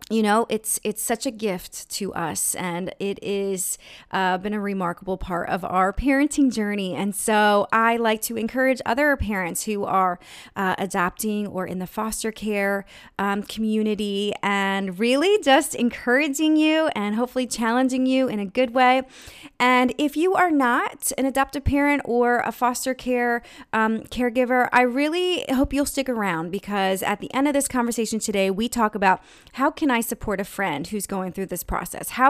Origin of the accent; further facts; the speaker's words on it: Western Kentucky, United States; also born or lived in Texas / Raleigh, North Carolina; now in Wilmington, United States; I grew up in Western Kentucky.